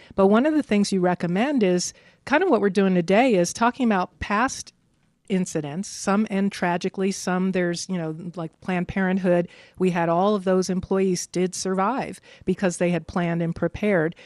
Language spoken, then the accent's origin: English; New York, United States; also born or lived in the South (US); now in Denver, United States; I grew up in New York